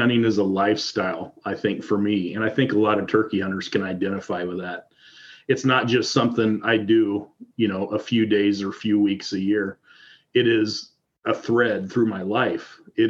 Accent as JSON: {"language": "English", "region": "Iowa", "country": "United States", "said": "So I'm from Southern Iowa, and when most people think about Iowa, they think about driving through Iowa."}